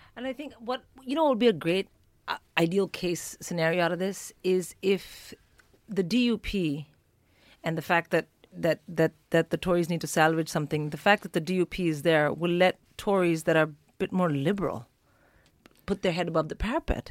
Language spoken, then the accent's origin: English; India; moved away as an adult; now in United Kingdom; an Indian born and raised comic